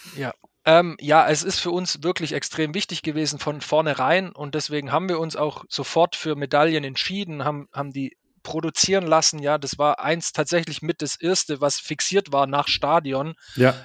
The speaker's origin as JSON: {"language": "German", "town": "Stuttgart", "region": "Baden-Württemberg", "country": "Germany", "said": "ich kenne das als Stuttgarter"}